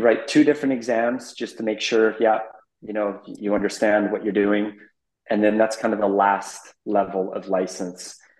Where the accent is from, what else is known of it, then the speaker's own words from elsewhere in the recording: Abbotsford, British Columbia, Canada; moved away as an adult; also born or lived in Amsterdam / Middle East; born and raised in Abbotsford, British Columbia, about an hour east of Vancouver.